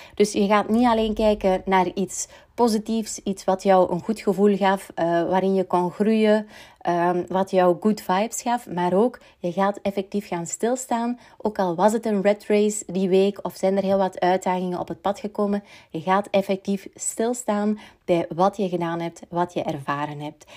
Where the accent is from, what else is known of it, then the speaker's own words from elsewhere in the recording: Belgium; we als Belg